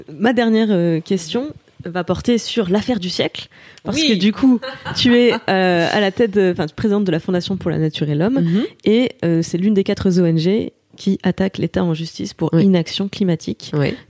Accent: Saint-Avold, Grand Est, France; moved away as an adult; also born or lived in Martinique; now in Paris, France; C'est très loin de chez moi maintenant, mais c'est, euh, je suis une enfant du pays

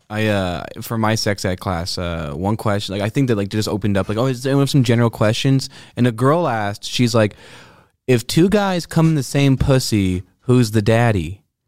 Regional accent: Quebec, Canada; I like being the hot seat of being English in Quebec.

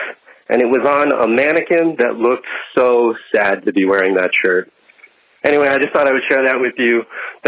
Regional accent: Saddle Brook, New Jersey, United States; I grew up in Saddlebrook, New Jersey, which is in Bergen County.

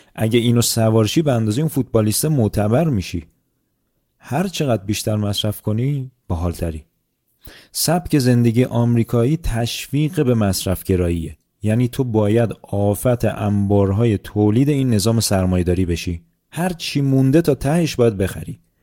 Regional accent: Iran; moved away; من به عنوان یک ایرانی

